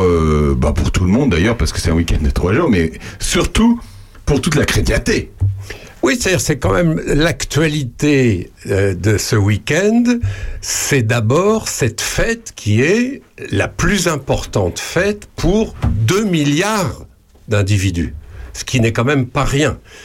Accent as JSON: {"language": "French", "country": "France", "said": "chez nous en France"}